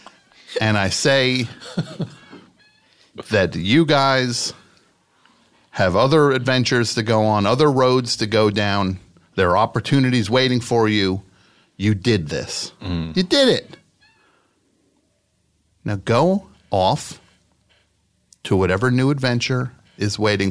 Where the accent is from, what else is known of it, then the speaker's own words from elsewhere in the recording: New Jersey, United States; I'm from New Jersey